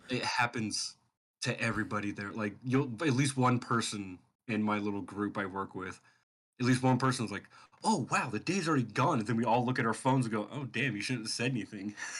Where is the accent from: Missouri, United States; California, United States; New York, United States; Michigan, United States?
California, United States; Sacramento; moved away as an adult; I moved out of Sacramento, where I had, that's my hometown, grew up, lived there, Sacramento, California